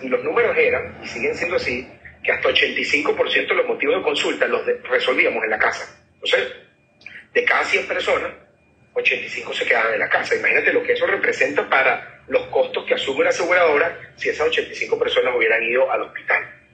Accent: Caracas, Capital District, Venezuela; Yo soy de Caracas, yo soy un, venezolano

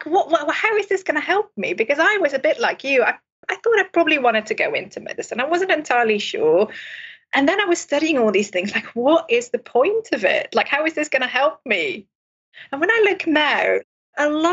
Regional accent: Netherlands; moved away as an adult; now in Cardiff, United Kingdom; I'm originally from Holland, so I didn't train in this country. So I didn't go to school in the UK, I went to school in Holland

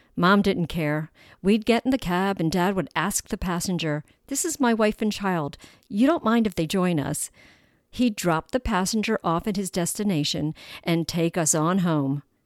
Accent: Baltimore, Maryland, United States; We would travel on the twenty-eight transit bus to Howard Street, home to the big department stores in downtown Baltimore

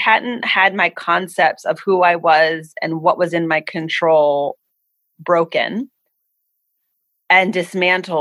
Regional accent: East Coast, United States; moved away as an adult; also born or lived in Philadelphia; now in Hawaii, United States; I was born and raised on the East Coast with East Coast mentality

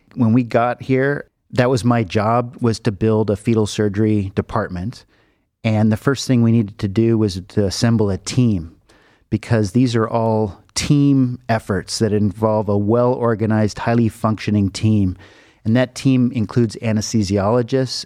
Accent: Los Angeles, California, United States; moved away as an adult; now in Cleveland, United States; I grew up in Los Angeles

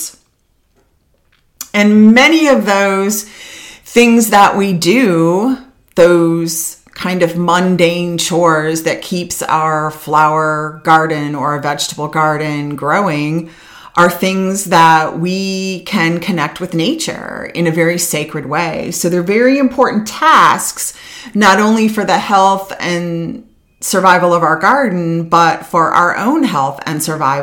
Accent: Mentor, Ohio, United States; So I grew up in Mentor, Ohio, just outside of Cleveland

